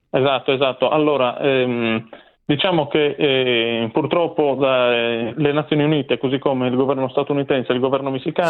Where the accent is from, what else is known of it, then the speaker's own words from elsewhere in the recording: Province of Nuoro, Sardinia, Italy; io sono nato, cresciuto e anche il mio sangue è sardo